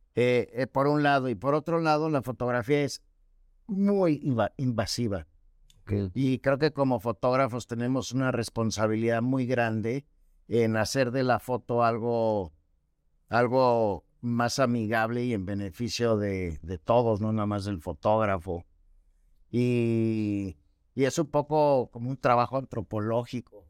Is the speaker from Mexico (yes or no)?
yes; Mexico City, Mexico; moved away as an adult; now in Mérida, Mexico; llevo 17 años viviendo en Mérida, pues vengo de la Ciudad de México